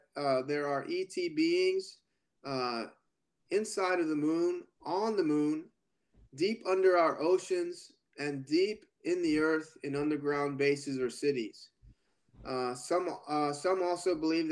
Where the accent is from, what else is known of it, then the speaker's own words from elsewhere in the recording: United States; being an American citizen